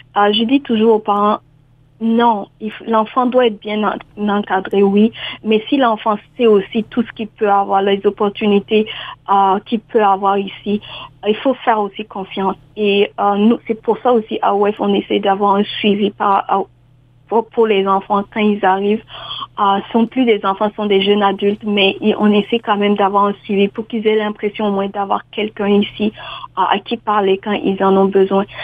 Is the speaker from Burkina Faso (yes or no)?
yes; Burkina Faso; moved away as an adult; also born or lived in New Brunswick, Canada; now in Ontario, Canada; je suis originaire du Burkina Faso.